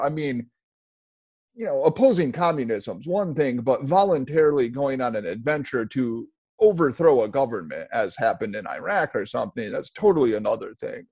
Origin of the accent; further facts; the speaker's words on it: United States; I take pride in being American. I I was just born here.